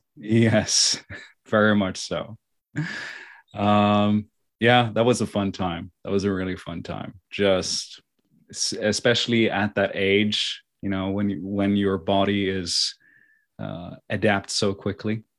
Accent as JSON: {"language": "English", "region": "Oslo", "country": "Norway", "tie": "born or raised there", "also_born_or_lived": "China", "said": "I was raised, born and raised here in Oslo, Norway."}